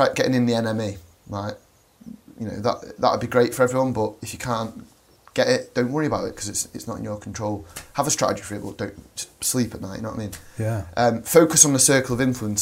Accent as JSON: {"language": "English", "town": "Manchester", "region": "North West England", "country": "United Kingdom", "said": "Manchester, which is mint."}